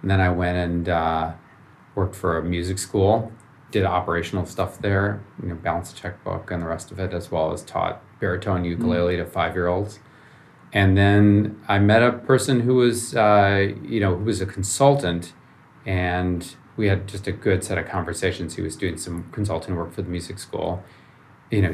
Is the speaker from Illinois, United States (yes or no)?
yes; Chicago, Illinois, United States; moved away as an adult; also born or lived in Ann Arbor, Michigan; now in Palo Alto, United States; I grew up in Chicago, so downtown, and in a high rise, 30 floors up in the air